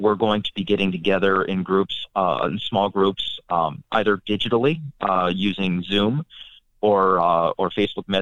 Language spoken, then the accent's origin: English; North Dakota, United States; now in Kentucky, United States; I grew up in North Dakota